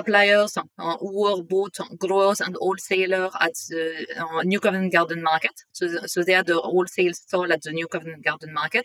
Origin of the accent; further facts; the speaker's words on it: north of France, France; English is a second language; moved away as an adult; now in London, United Kingdom; I'm originally from France and I grew up in the north of France